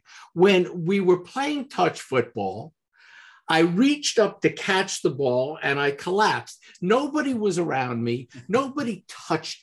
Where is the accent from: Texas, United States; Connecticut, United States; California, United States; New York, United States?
New York, United States; New York City; I grew up in Manhattan, which, you know, is this kind of city area.